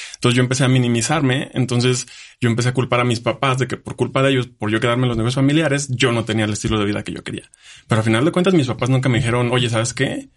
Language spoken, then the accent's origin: Spanish; Jalisco, Mexico; moved away as an adult; also born or lived in Germany; now in Aguascalientes, Mexico; yo vivía en un pueblo, yo soy de Jalisco. Entonces, mi pueblito tiene seis mil habitantes.